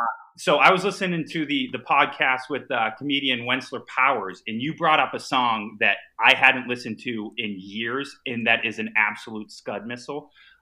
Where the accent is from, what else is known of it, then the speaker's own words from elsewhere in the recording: Boston, Massachusetts, United States; I'm from Boston, kid.